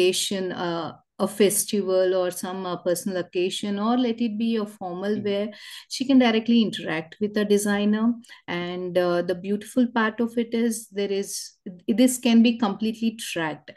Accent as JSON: {"language": "English", "town": "Hyderabad", "region": "Telangana", "country": "India", "said": "I'm from Hyderabad."}